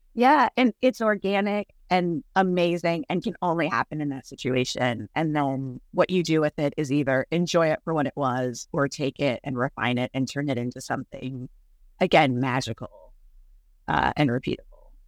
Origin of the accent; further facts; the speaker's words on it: California, United States; also born or lived in Chicago, Illinois; was born in Chicago, but we moved to California when I was three